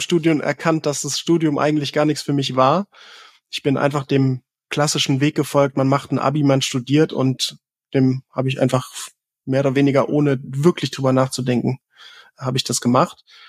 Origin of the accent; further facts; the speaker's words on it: Southern Germany, Germany; im Süden von Deutschland geboren